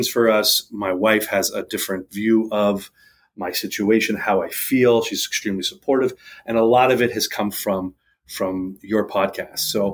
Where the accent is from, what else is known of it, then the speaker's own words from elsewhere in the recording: New England, United States; moved away; I was born back east in the New England area in 1981.